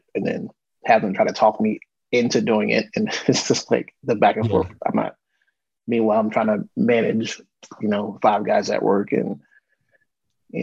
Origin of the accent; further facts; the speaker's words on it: Frederick, Maryland, United States; I'm a guy from Frederick, Maryland.